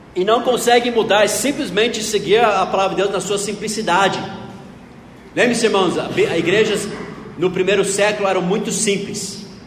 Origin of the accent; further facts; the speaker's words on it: Knoxville, Tennessee, United States; now in Brazil; lá no sul dos Estados Unidos, na cidade onde eu nasci, Knoxville, Tennessee